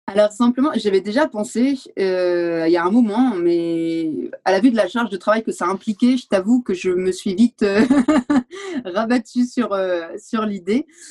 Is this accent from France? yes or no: yes; France; moved away as an adult; now in Valais, Switzerland; Je suis française à la base et je me suis retrouvée en Valais il y a 5 ans